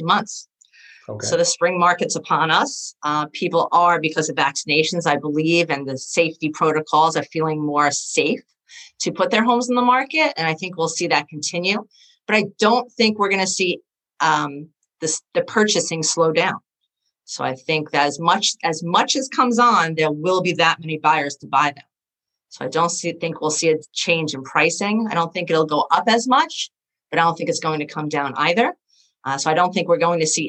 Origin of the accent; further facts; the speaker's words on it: Oceanside, New York, United States; also born or lived in Brooklyn / Maryland; I grew up in Oceanside